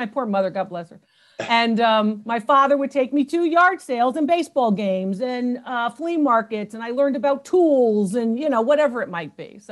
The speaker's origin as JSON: {"language": "English", "town": "New Haven", "region": "Connecticut", "country": "United States", "tie": "born or raised there", "said": "I was born in New Haven, Connecticut"}